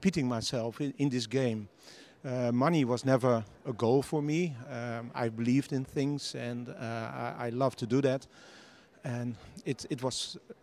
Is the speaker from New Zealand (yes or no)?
no; Netherlands; I live in the Netherlands. I'm from the Netherlands.